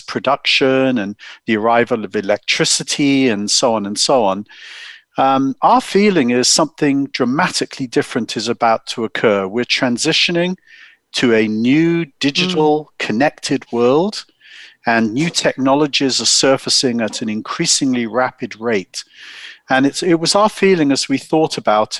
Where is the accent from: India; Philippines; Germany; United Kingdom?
United Kingdom; accent: English; moved away as an adult; now in Silicon Valley, United States; I'm English, as you can tell. My wife and I grew up in the UK.